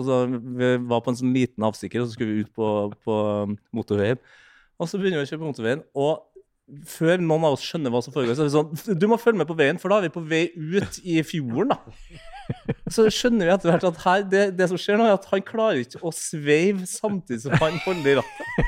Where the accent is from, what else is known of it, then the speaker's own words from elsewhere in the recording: near Trondheim, Trøndelag, Norway; litt utenfor Eh, Trondheim sentrum er liksom født og oppvokst på Målt